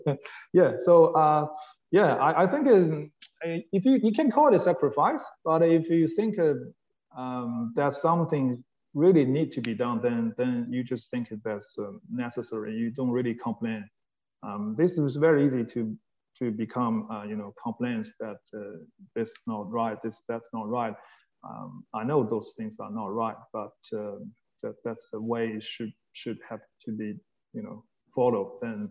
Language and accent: English; Australia; now in China; A few things I probably wouldn't do as an Australian as well.